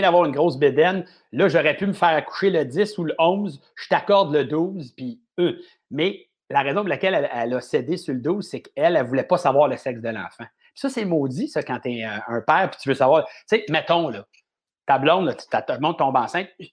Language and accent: French; Montreal, Quebec, Canada; mes parents sont à la même maison où j'ai grandi toute ma vie, je suis vraiment un Montréalais